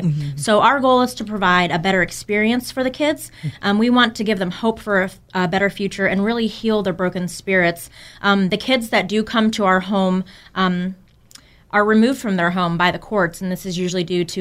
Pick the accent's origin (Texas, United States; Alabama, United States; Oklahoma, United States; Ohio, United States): Ohio, United States; Kent; moved away as an adult; now in High Point, United States; I'm from Ohio